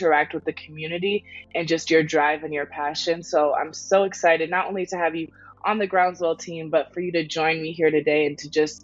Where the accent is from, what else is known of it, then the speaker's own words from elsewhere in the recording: Washington, District of Columbia, United States; my passion for the community in DC and the greater area growing up here